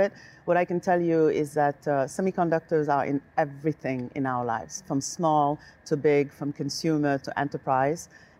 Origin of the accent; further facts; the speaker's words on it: Senegal; also born or lived in Paris, France; now in United States; I was born in Senegal, West Africa.